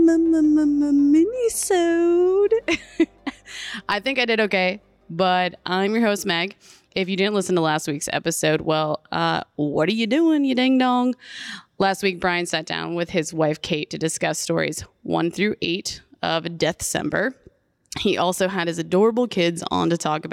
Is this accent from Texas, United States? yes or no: no; Jamestown, New York, United States; moved away; when I would go out to dive bars in my hometown